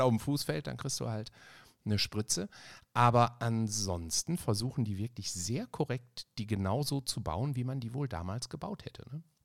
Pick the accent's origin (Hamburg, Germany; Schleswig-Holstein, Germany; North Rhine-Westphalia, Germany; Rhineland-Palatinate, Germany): North Rhine-Westphalia, Germany; Ruhr area; ich komme aus dem Ruhrgebiet